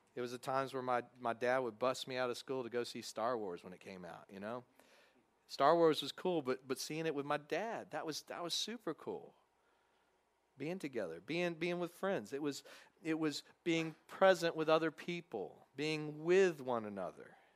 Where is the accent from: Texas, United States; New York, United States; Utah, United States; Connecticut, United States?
Texas, United States; now in Covington, United States; growing up in Texas, you had to watch the, the obligatory Cowboys game